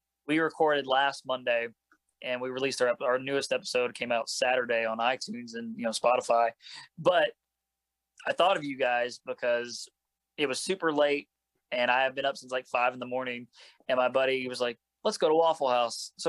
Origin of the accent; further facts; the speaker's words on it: Indiana, United States; moved away; my hometown in Indiana